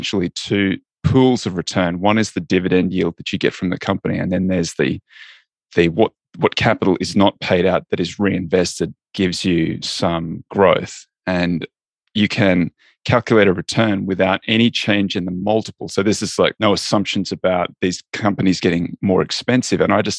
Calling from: Los Angeles, California, United States; I'm in Los Angeles in California, the United States of America.

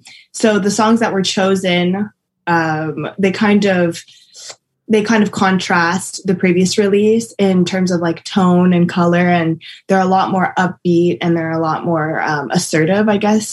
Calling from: Montreal, Quebec, Canada; I'm good, and I'm coming from Montreal, Canada.

